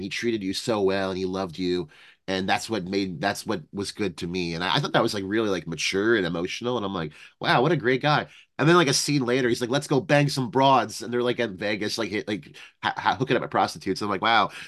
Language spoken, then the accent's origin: English; Canada; speaking as a Canadian because, you know, here in Canada